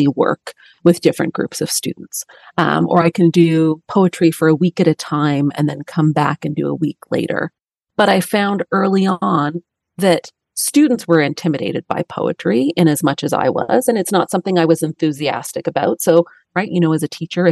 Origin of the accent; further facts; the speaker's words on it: Toronto, Ontario, Canada; I'm from Toronto, Canada